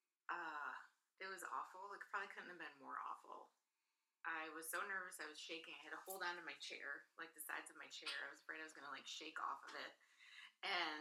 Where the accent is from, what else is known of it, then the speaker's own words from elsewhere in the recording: Alpena, Michigan, United States; also born or lived in Kentucky / Germany; growing up in Alpena.